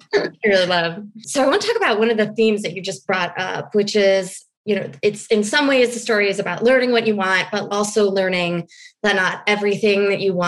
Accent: New York City, New York, United States; I'm a New Yorker

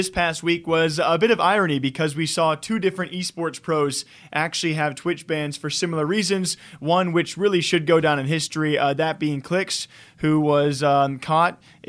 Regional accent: Iowa, United States; I'm from Iowa. I add U's all the time.

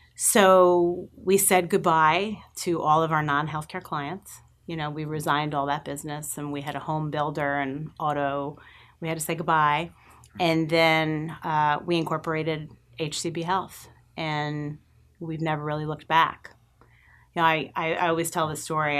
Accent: Rockville Centre, New York, United States; moved away as an adult; now in Austin, United States; I was born and raised in Rockville Center, New York, and spent most of my twenties in New York

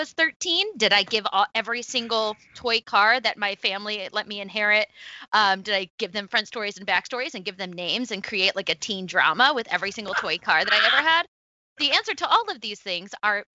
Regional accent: Rochester, New York, United States; also born or lived in Buffalo, New York; I'm from upstate New York. I'm from Rochester

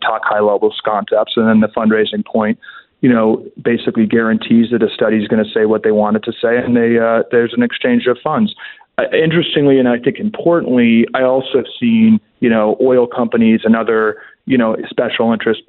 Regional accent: Georgetown, District of Columbia, United States; Yeah, I was born and raised in the swamp. I was born and raised in Georgetown, very ideological, worked in politics early in my career.

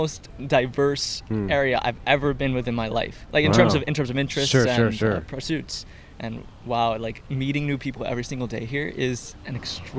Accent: Puerto Rico; So I learned English through my high school... Through the school I went to in Puerto Rico.

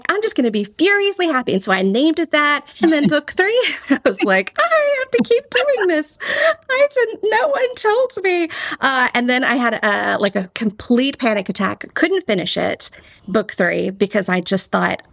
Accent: Texas, United States; accent: Texan; my Texan accent

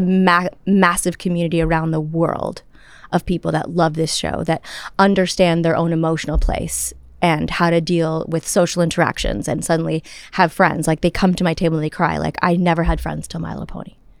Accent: Toronto, Ontario, Canada; I grew up in Toronto in a home that nobody knew anything about showbiz

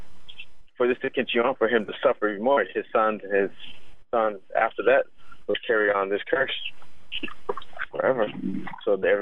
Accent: San Antonio, Texas, United States; I'm from San Antonio, Texas

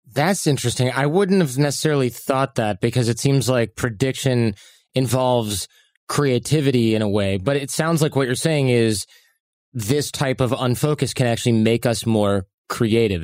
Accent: Michigan, United States; moved away as an adult; also born or lived in California; now in New York, United States; I grew up in a less rural area, suburban Michigan

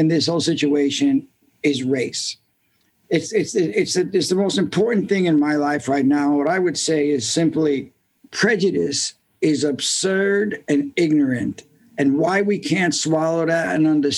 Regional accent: New York City, New York, United States; I'm from Brooklyn and I know that neighborhood so well. I went to high school in that neighborhood

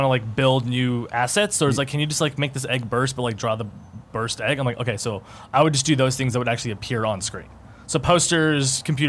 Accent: Los Angeles, California, United States; I'm LA.

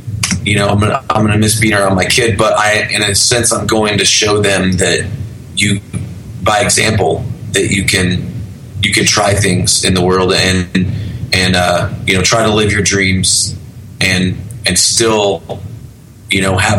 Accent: Arkansas, United States; also born or lived in Oklahoma City / North Carolina; Mostly Arkansas. {S3} Okay. {S2} I was born in Oklahoma City. My family moved around a lot, so we lived all around in that area.

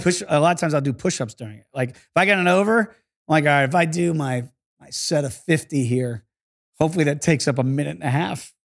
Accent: Virginia Beach, Virginia, United States; also born or lived in New York; grew up in Virginia Beach after we moved down from New York

